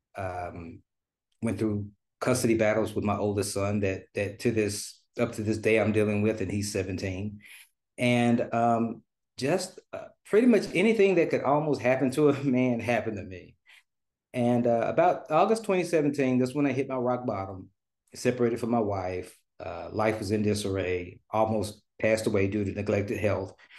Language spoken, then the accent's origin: English; Memphis, Tennessee, United States; moved away as an adult; now in Dallas, United States; I'm originally from Memphis, Tennessee, uh, now residing in Dallas, Texas